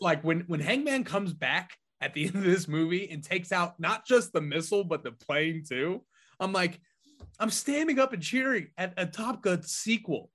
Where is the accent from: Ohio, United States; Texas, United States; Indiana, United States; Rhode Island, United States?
Indiana, United States; New Palestine; my hometown of New Palestine, Indiana, two stoplights and a McDonald's